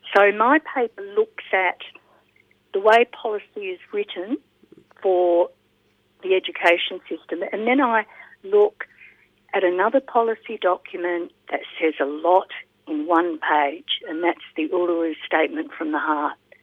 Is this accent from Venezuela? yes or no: no; Australia; also born or lived in Tonga; as an Australian volunteer